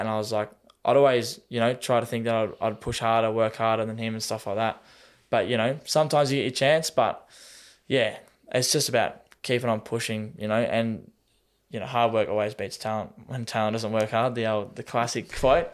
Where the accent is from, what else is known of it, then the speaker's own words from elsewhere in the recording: Tasmania, Australia; moved away as an adult; now in Melbourne, Australia; if we're from Tassie, we call it the mainland